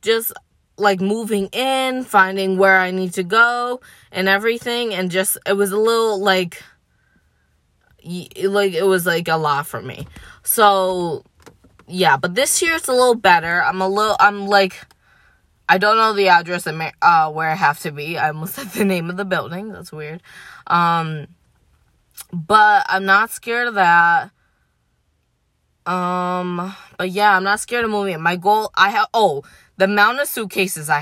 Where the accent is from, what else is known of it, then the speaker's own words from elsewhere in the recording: Syracuse, New York, United States; moved away as an adult; also born or lived in Philadelphia; I'm from Syracuse, I go to school in Philly